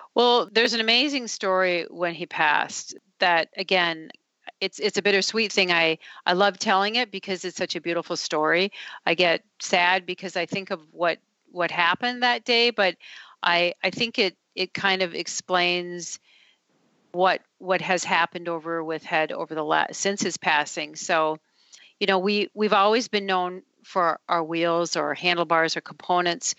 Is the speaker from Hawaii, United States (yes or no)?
no; Duluth, Minnesota, United States; I grew up in Duluth, Minnesota, which is very hilly, uh, very cold